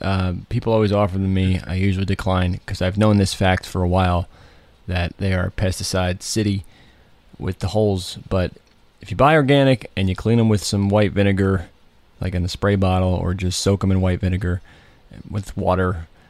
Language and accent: English; New Jersey, United States; I grew up in North Jersey, and we never had a country station.